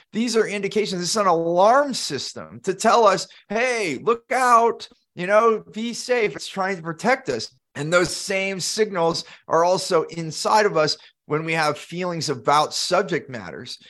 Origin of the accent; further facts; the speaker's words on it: Silicon Valley, California, United States; growing up in Silicon Valley, California